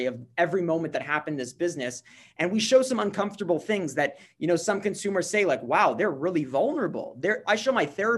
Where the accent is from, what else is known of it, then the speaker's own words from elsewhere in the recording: Montreal, Quebec, Canada; I'm from Montreal. I live here in Montreal